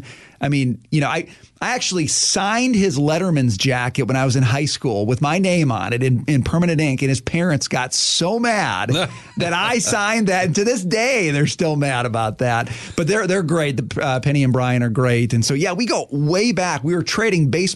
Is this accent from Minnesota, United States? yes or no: yes; Forest Lake, Minnesota, United States; we grew up together in Forest Lake, Minnesota